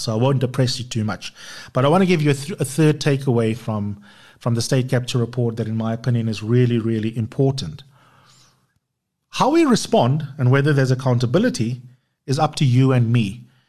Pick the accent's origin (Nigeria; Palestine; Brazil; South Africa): South Africa; us as South Africans